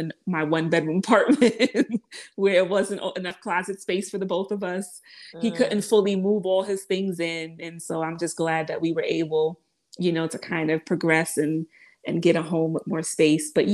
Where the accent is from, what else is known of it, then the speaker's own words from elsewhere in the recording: Westchester, New York, United States; also born or lived in Mount Vernon, New York; I come from Westchester, and I lived in Mount Vernon, which is right next to the Bronx